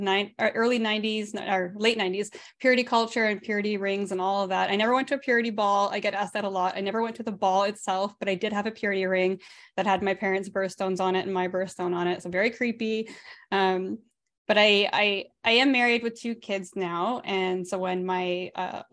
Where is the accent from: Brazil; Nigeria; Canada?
Canada; I grew up in a charismatic Pentecostal family here in Canada